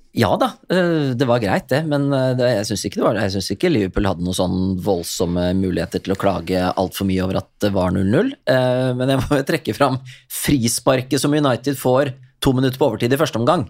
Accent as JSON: {"language": "Norwegian", "country": "Norway", "said": "jeg kom fra Norge"}